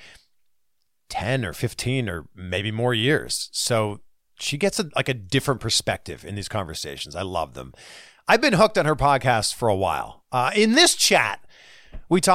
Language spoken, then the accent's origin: English; Canada; Canada. Great country. My country. My home country.